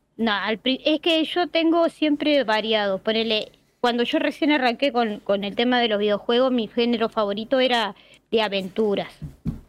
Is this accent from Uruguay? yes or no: yes; Montevideo, Uruguay; soy de Uruguay, Montevideo, que es la capital. Este, y tal, soy de acá, nací acá en Montevideo y me crié acá, nunca salí a ningún lado.